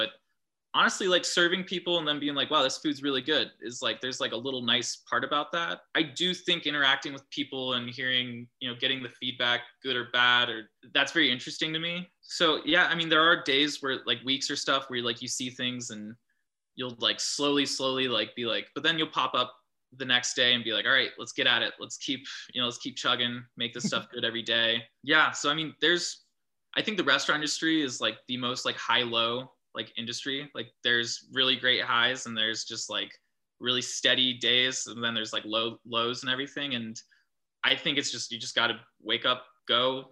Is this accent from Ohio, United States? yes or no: yes; New Albany, Ohio, United States; I'm from New Albany.